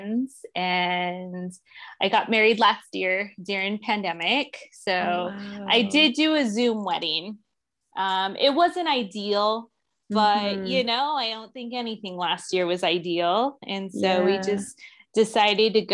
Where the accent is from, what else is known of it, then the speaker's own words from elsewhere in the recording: Phoenix, Arizona, United States; also born or lived in Florida; I was born and raised in Phoenix, Arizona. I'm still here